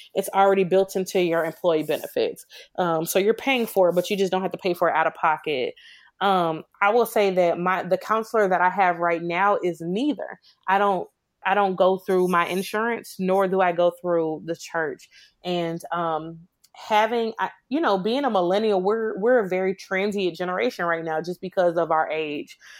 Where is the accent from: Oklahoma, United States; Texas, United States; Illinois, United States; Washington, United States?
Illinois, United States; Chicago; now in Memphis, United States; I was born and raised in Chicago